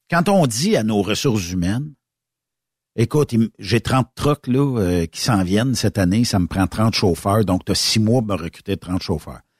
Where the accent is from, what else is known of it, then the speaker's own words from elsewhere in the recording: Victoriaville, Quebec, Canada; regarde, c'est parce que je viens de Victo, puis les gens ne le savent pas, ici, on est une douane bilingue.